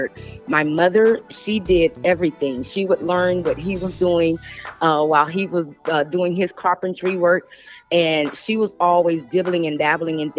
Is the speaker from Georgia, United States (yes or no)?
yes; Atlanta, Georgia, United States; I am from Atlanta, Georgia. Grew up in a little town called Pool Creek